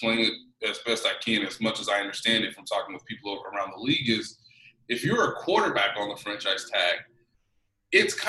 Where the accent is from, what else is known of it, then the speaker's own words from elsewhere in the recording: Kansas City, Missouri, United States; I'm from Kansas City